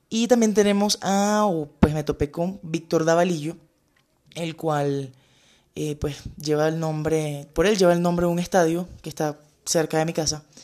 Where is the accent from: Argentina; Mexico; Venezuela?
Venezuela; Cabimas, Zulia; Yo nací y crecí en Ambrosio, en la parroquia Ambrosio. Eh, queda como a cuatro o cinco cuadras de la orilla del lago, la playa.